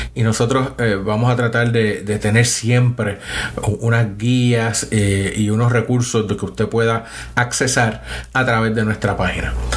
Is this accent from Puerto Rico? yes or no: yes; San Juan, Puerto Rico; moved away as an adult; also born or lived in Boston, United States / Michigan, United States; now in Huntsville, United States; soy nacido y criado en Puerto Rico. Eh, me crié en una zona del área metropolitana de Puerto Rico de San Juan, en Río Piedras